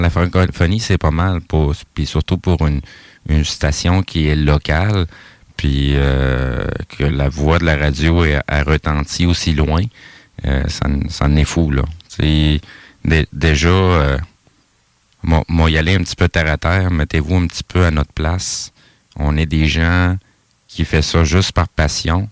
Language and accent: French; Quebec, Canada; je suis né au Québec, mais mes origines sont d'ailleurs